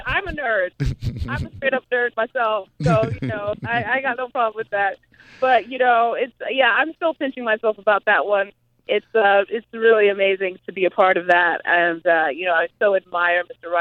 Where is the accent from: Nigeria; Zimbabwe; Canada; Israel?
Zimbabwe; also born or lived in Grinnell, Iowa; now in United States; I grew up in Zimbabwe